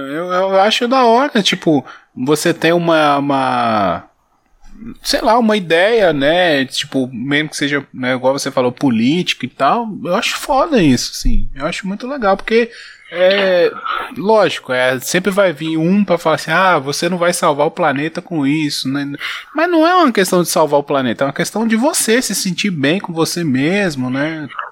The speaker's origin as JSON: {"language": "Portuguese", "region": "interior of Minas Gerais", "country": "Brazil", "also_born_or_lived": "Bahia", "said": "eu sou do interior de Minas"}